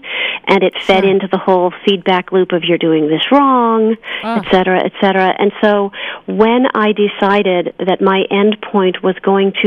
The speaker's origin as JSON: {"language": "English", "town": "Milton", "region": "Massachusetts", "country": "United States", "tie": "born or raised there", "moved": "as an adult", "lives_now": "California, United States", "said": "I grew up in Milton, just south of Boston"}